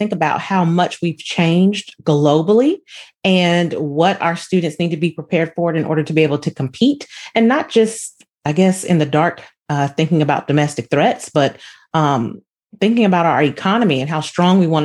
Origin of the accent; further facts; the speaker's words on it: San Diego, California, United States; Being from San Diego, my father was in the military